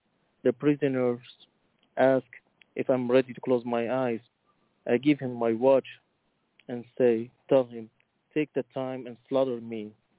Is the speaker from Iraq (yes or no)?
yes; Iraq; English is a second language; now in Montreal, Canada; I'm 34 years old. I'm originally from Iraq, but I live in Canada.